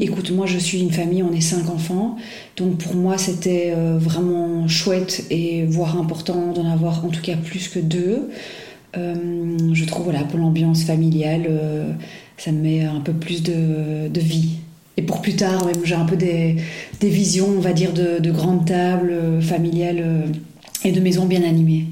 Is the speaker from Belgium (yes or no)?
yes; Belgium; also born or lived in Paris / Brussels; je suis belge, j'habite à Bruxelles.